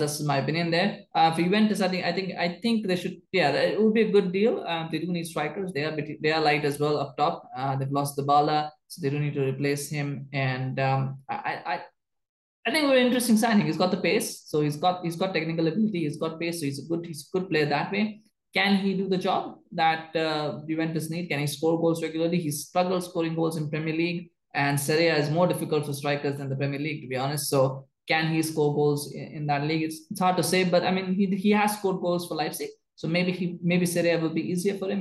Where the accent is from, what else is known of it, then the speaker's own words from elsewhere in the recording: Canada; I'm Canadian